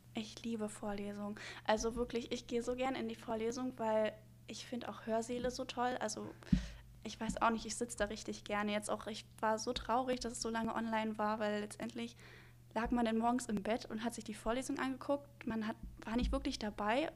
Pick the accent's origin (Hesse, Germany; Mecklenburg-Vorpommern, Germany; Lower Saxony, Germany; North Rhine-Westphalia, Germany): Mecklenburg-Vorpommern, Germany; Neubrandenburg; now in Rostock, Germany; ich komme ursprünglich aus Neubrandenburg. Ähm, das ist auch in Mecklenburg-Vorpommern.